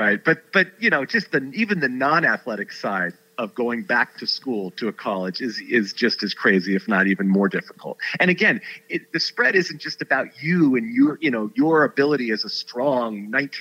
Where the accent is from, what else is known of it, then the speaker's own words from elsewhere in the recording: Southern California, United States; growing up in Southern California in the shadow of the Rose Bowl